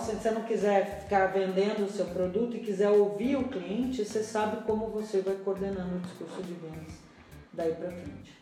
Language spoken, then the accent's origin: Portuguese; Brazil; eu sou muito brasileira